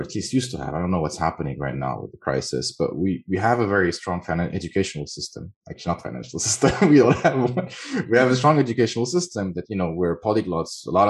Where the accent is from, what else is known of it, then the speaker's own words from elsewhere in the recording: Beirut, Beirut Governorate, Lebanon; first language French; English is a second language; also born or lived in Thailand; now in Paris, France; Beirut, where I was born, and Thailand, where I lived for a while